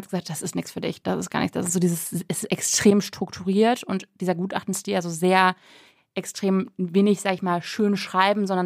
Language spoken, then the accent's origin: German; Münster, North Rhine-Westphalia, Germany; born there; Ich bin in Münster geboren worden und Münster war für mich immer so eine absolute so